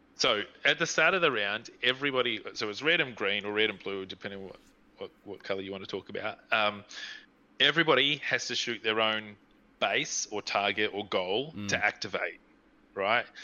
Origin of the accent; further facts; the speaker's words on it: New Zealand; now in Australia; I'm from New Zealand